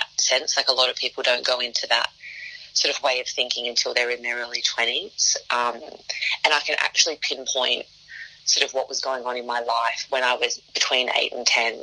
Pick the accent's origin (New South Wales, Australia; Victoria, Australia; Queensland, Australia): New South Wales, Australia; Sydney; I'm the best from the West.